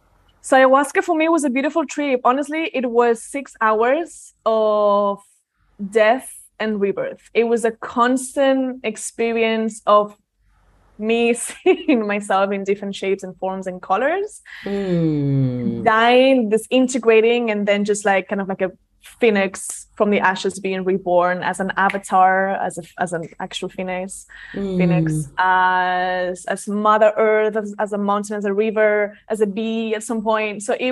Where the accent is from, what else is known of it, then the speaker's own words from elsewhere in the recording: Barcelona, Catalonia, Spain; born there; also born or lived in London; Like, I was born in Barcelona, moved to London, so big city.